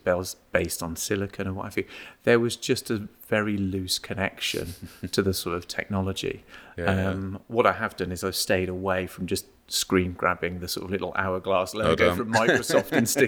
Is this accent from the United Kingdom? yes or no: yes; United Kingdom; also born or lived in Malvern; I was born and brought up on the sort of Worcestershire-Gloucestershire border